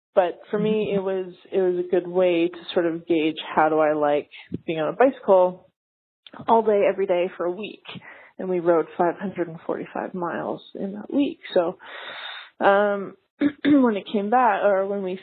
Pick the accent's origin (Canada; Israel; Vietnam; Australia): Canada; moved away as an adult; now in United States; I am from Canada.